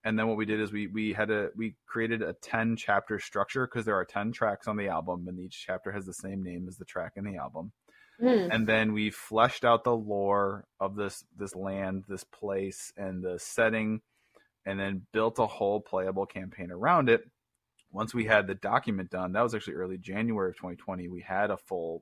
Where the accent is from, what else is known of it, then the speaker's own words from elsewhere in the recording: Chicago, Illinois, United States; also born or lived in Cincinnati area; now in Cincinnati, United States; We're both from Chicago originally. Rick still lives there. I live with my family in the greater Cincinnati area currently